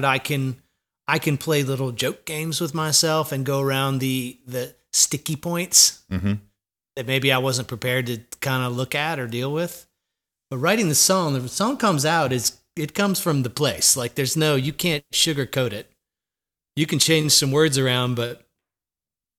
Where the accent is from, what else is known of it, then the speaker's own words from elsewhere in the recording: Jersey Shore, New Jersey, United States; now in Nashville, United States; I came from the Jersey Shore in probably the worst time to grow up on the Jersey Shore in the 80s